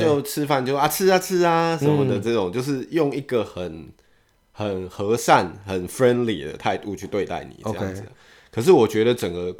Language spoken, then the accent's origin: Chinese; Taiwan; 我们台湾人